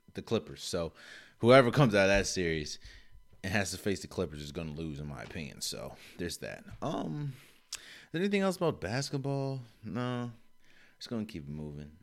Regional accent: DMV, United States; D N V native.

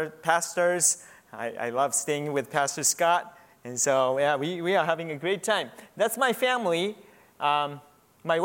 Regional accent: Japan; moved away as an adult; also born or lived in Los Angeles, United States; So I was born in Los Angeles, and I was raised in Japan for 20 years.

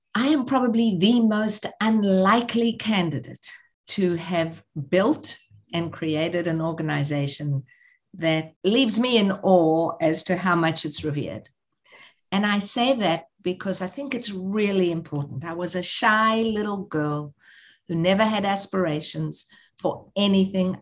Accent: South Africa; moved away; growing up in South Africa, I had never gone to Soweto.

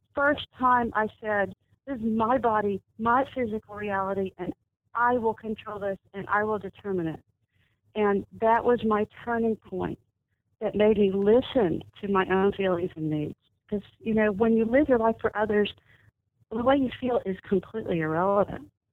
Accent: Dallas, Texas, United States; I was I was born and raised in Dallas

